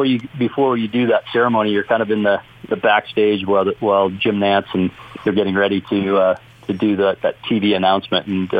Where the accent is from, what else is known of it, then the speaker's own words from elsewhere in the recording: Canada; moved away; growing up in Canada